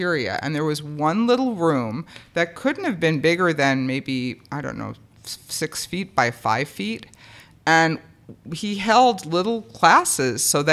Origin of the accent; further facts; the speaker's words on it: New York City, New York, United States; also born or lived in Manhattan; I grew up in Queens.